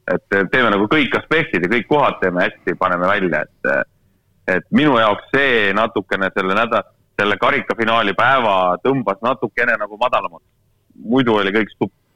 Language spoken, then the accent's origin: Estonian; Estonia; mina olen eestlane